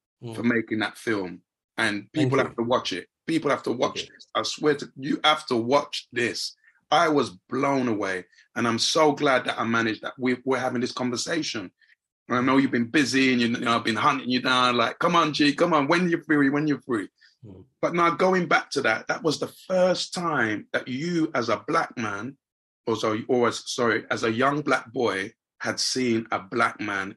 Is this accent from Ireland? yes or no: no; London, United Kingdom; also born or lived in Lagos, Nigeria; me being a young black boy or growing up in Hackney